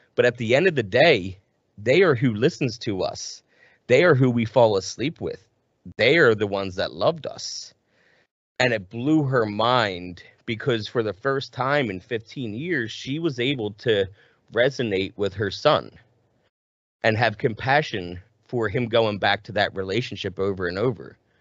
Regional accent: right outside of Philadelphia, New Jersey, United States; I was born and raised right outside of Philly.

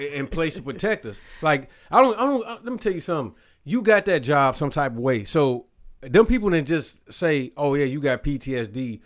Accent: Robbins, Illinois, United States; I was in my hometown with my little family, you know, where, where, uh, my mom and everybody grew up. Robbins, Illinois

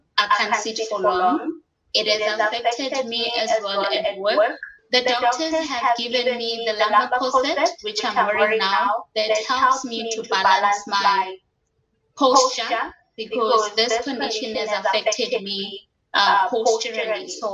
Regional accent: South Africa; I'm from South Africa.

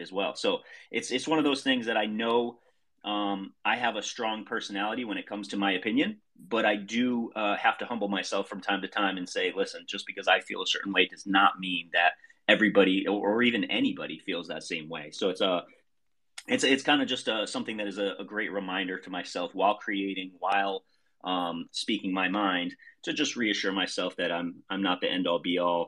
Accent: Middletown, Connecticut, United States; I'm from Middletown, Connecticut.

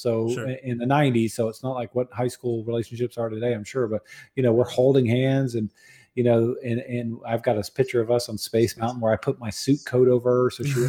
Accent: Jacksonville, Florida, United States; Jacksonville, Florida.

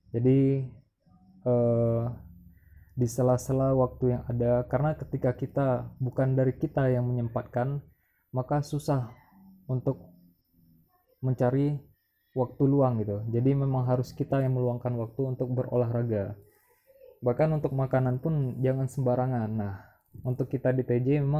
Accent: Riau, Indonesia; now in Yogyakarta, Indonesia; Alhamdulillah ketika saya sampai di Yogyakarta memang sangat berbeda di kampung halaman saya di Riau.

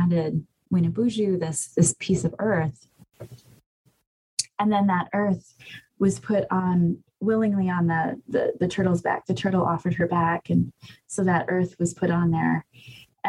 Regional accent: Bad River Band of Lake Superior Chippewa, northern Wisconsin, United States; I'm from the Bad River Band of Lake Superior Chippewa.

